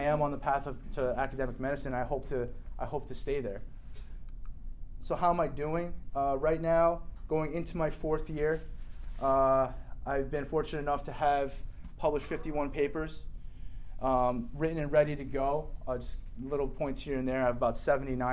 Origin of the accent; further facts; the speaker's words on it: New Jersey, United States; I grew up in New Jersey